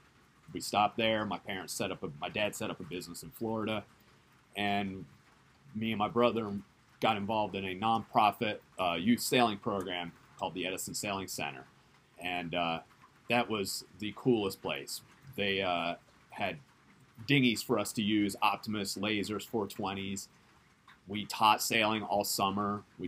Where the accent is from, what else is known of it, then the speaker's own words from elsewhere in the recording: Japan; born there; also born or lived in South Africa / Tulsa, United States / Netherlands; I was born in Japan, and we moved to South Africa, we moved to Tulsa, Oklahoma, we moved to Holland, we lived in Holland for 8 years